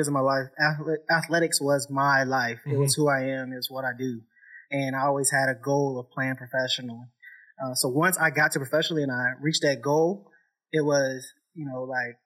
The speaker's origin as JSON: {"language": "English", "town": "Lexington", "region": "Kentucky", "country": "United States", "tie": "born or raised there", "also_born_or_lived": "Charlottesville, Virginia", "said": "I was raised here, born and raised"}